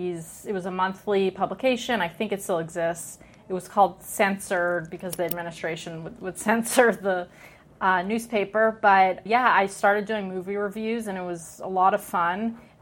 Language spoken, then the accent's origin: English; Montreal, Quebec, Canada; moved away as an adult; now in United States; I'm from Montreal, Quebec. I grew up in a really insular Jewish community on the English side of town. Montreal's pretty divided, the French and English.